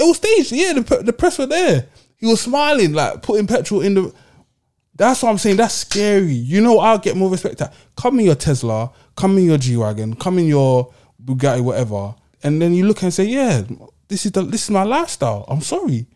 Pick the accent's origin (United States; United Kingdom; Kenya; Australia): United Kingdom; London; I'm a Londoner